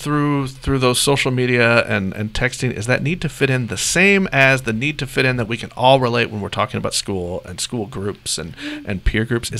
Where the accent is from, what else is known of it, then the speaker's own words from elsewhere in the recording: Joplin, Missouri, United States; moved away; I am from the Joplin, Missouri area.